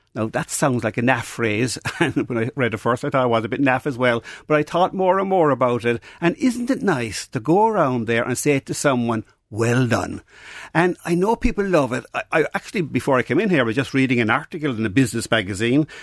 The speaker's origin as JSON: {"language": "English", "town": "Mallow", "region": "Munster", "country": "Ireland", "tie": "born or raised there", "said": "I grew up in Narcock in Mallow"}